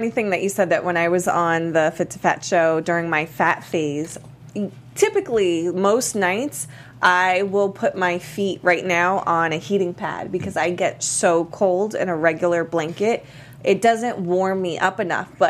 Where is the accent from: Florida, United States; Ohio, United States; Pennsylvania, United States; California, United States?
Florida, United States; Miami; I'm, I'm from Miami. Miami so, that's yeah, what I was going to say.